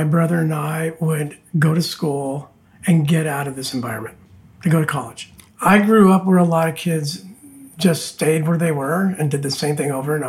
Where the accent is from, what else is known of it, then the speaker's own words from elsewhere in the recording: Santa Fe Springs, California, United States; now in Laguna Beach, United States; I was born just east of Los Angeles in a small, primarily Hispanic town called Santa Fe Springs